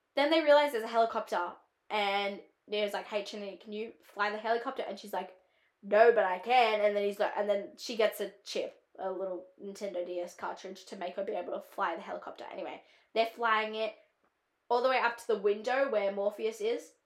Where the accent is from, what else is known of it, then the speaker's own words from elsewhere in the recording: Australia; accent: Australian; it's my own accent